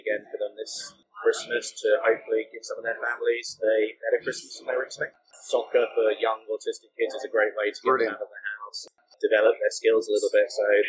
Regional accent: South Coast, United Kingdom; now in San Diego, United States; I grew up on the South Coast, so nowhere near where Middleton Park is.

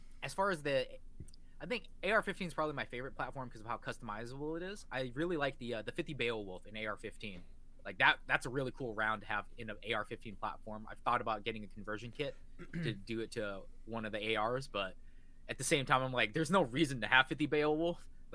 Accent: Washington, United States; I am from the good old Washington State

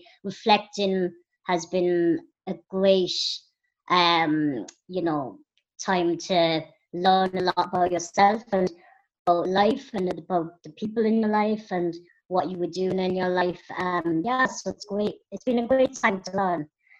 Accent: Minsk, Belarus; born there; I was born in Minsk in Belarus, which is in Russia

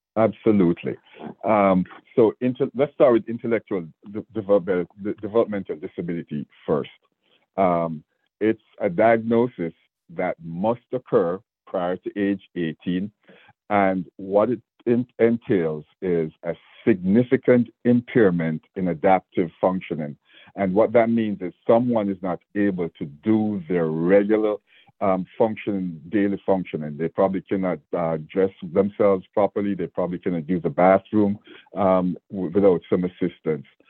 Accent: Jamaica; moved away as an adult; now in Georgia, United States; I have an accent, and I was born in Jamaica, so I came here as a as a young man

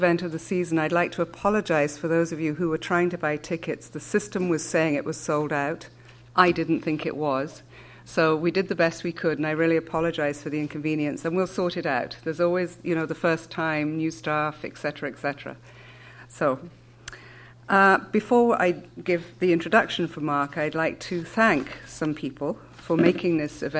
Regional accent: London, United Kingdom; because I am from London

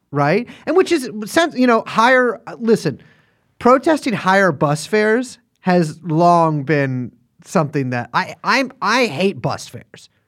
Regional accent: Texas, United States; my home state of Texas

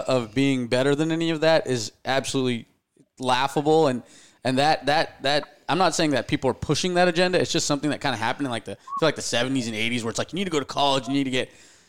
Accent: India; And I mean, not just cause I'm Indian, but like the karma thing's always worked out.

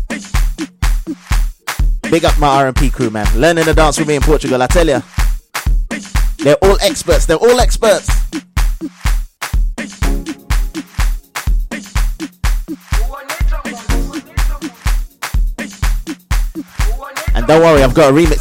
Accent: Ghana; But I'm from Ghana. I'm actually from Ghana

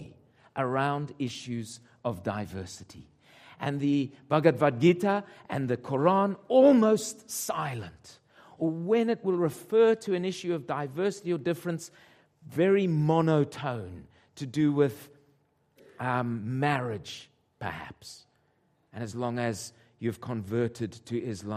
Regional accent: Zimbabwe; moved away; my mother is Scottish and my father Portuguese, and I was born in Rhodesia. And Rhodesia became Zimbabwe

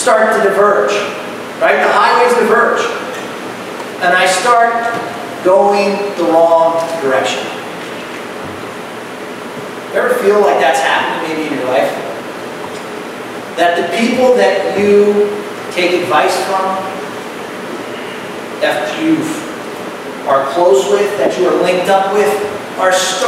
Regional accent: Ohio, United States; moved away; I'm from Ohio, so we make a couple trips back here

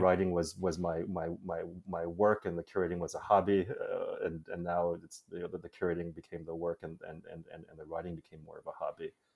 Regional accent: Chicago, Illinois, United States; I grew up in Chicago

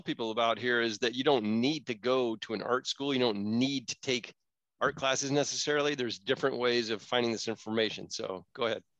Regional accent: Florida, United States; now in California, United States; I grew up in Florida

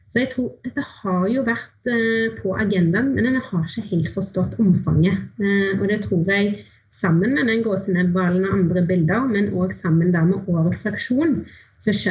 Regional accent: Haugesund, Rogaland, Norway; Og jeg er fra Haugesund og bor ganske nærme kysten der.

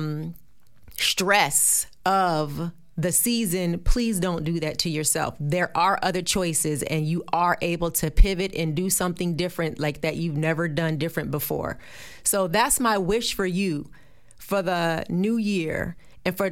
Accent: New Jersey, United States; I'm from Jersey

